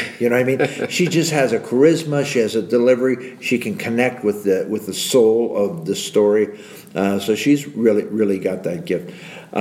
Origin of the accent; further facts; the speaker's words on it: Youngstown, Ohio, United States; I grew up on the South Side. I went to Wilson High School